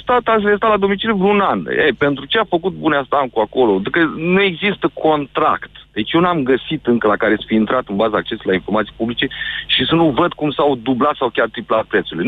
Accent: Galați, Galați County, Romania; zona Galați, de unde sunt eu

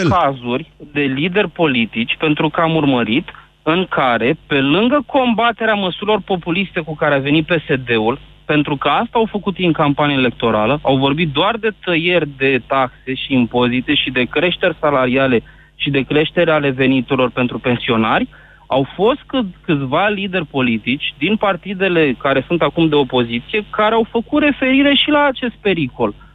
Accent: Constanța, Constanța County, Romania; Nu, sunt din Constanța.

